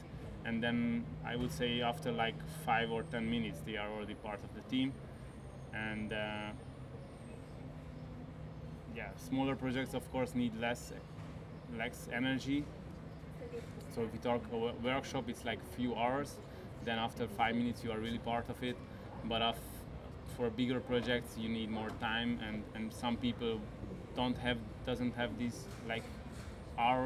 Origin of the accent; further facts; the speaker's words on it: Hungary; moved away as an adult; also born or lived in Barcelona, Spain; now in Switzerland; I'm coming from Hungary, so I lived a little bit in Barcelona and most of my time in Hungary, and now I live now for 9 years in Switzerland